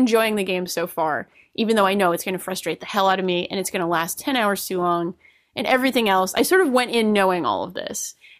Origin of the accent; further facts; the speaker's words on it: Rhode Island, United States; accent: Rhode Island; I went to every poster and read them out in my Rhode Island accent as well.